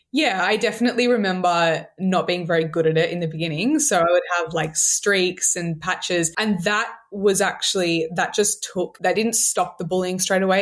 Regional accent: Sydney, New South Wales, Australia; I'm from Sydney, Australia. I'm twenty-seven. I grew up here

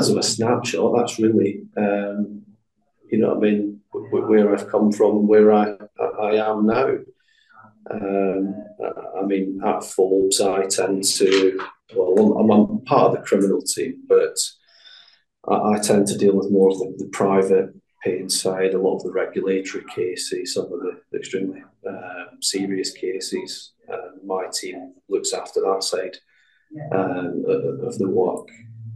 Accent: Glasgow, Scotland, United Kingdom; I come from Glasgow originally, a place in the east end of Glasgow

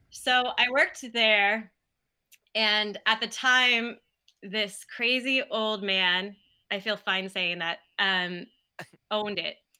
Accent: Kansas City, United States; moved away as an adult; also born or lived in Chicago; now in Milwaukee, United States; I'm from Kansas City

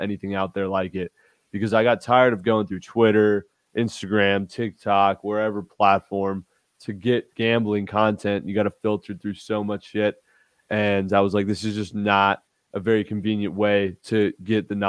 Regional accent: Newport Beach, California, United States; moved away as an adult; also born or lived in Fort Worth, Texas; So I'm originally from Newport Beach, California. I grew up there, went to high school there, born and raised there

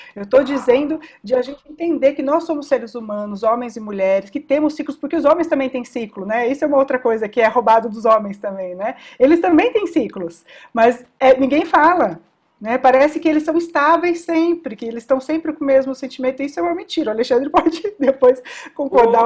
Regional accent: São Paulo, Brazil; todos nós somos aqui de São Paulo

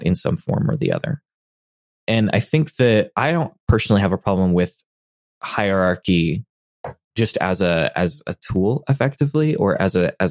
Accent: United States; as an American in my culture

